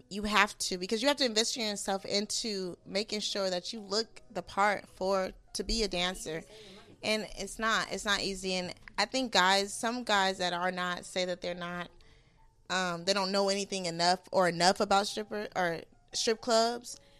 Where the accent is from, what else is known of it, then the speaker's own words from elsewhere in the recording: West Coast, United States; I'm I'm from West Coast. I already know the game. It's in my blood, okay?